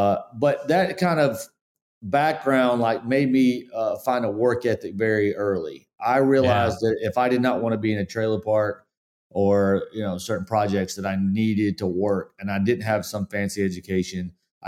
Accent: Spartanburg, South Carolina, United States; I mean, I grew up in Spartanburg, Forest City area, and we definitely humble beginnings.

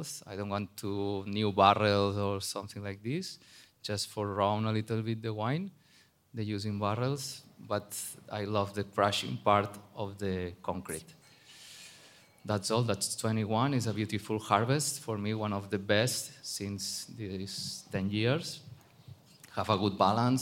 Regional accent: Barcelona, Catalonia, Spain; English is a second language; moved away as an adult; now in Bierzo, Spain; I'm originally from Barcelona, but I work in New Zealand, France, California

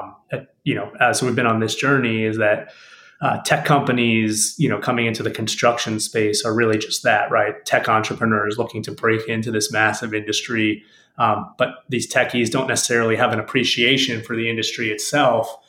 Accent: Miami, Florida, United States; I was in Miami, Florida, my hometown

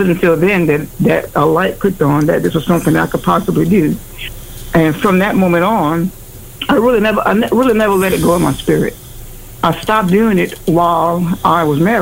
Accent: Louisiana, United States; I am from the South, Louisiana

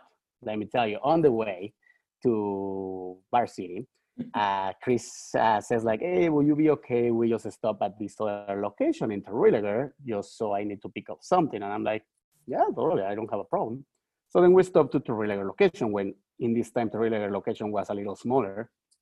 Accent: Mexico; moved away as an adult; also born or lived in Toronto, Canada / Vancouver, Canada; now in Canada; I'm Mexican.

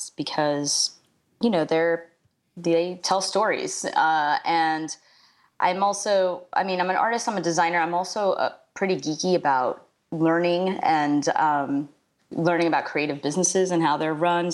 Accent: United States; I grew up just, you know, 4 miles outside of Manhattan in a very Cuban neighborhood

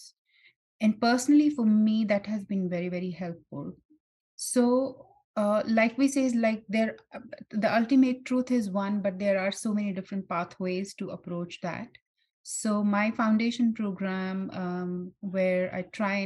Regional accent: India; I'm born and brought up in India

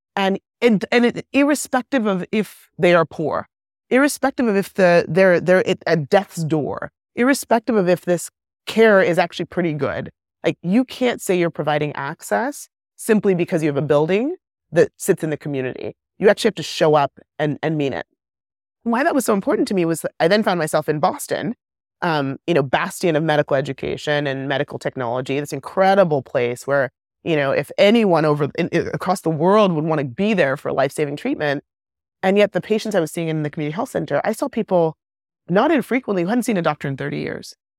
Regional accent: Kenya; moved away; also born or lived in England / West Africa; I grew up in Kenya at the height of the AIDS epidemic

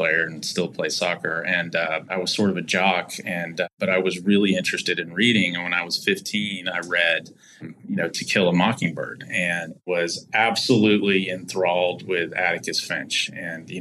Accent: Texas, United States; I'm a fifth generation native Texan

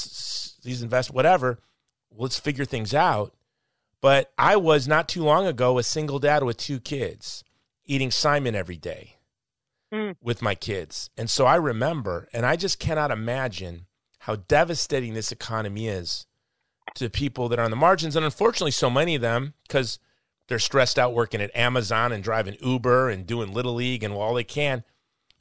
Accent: Hawaii, United States; I'm from Hawaii.

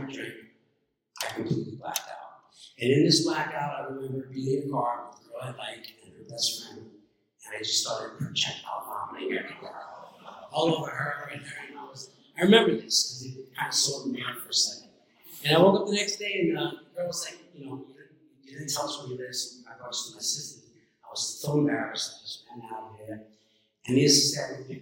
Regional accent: New York City, New York, United States; I grew up in New York City when people and kids lived outside, and I gravitated towards the Hamburg courts in Queens

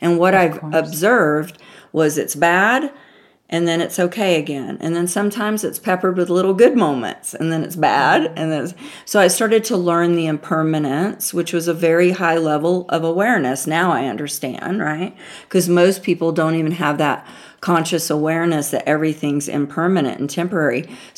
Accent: the South, United States; She was a Yankee, my grandmother called, because, you know, I'm from the South.

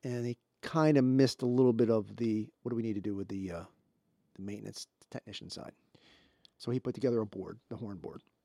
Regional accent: Baltimore, Maryland, United States; I'm from Baltimore there

